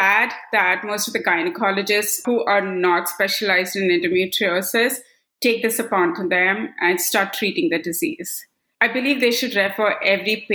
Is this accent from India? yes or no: yes; Kannur, Tamil Nadu, India; now in Bay Area, California, United States; I'm based out in Bay Area, California, but I was born and brought up in Kannur, Tamil Nadu.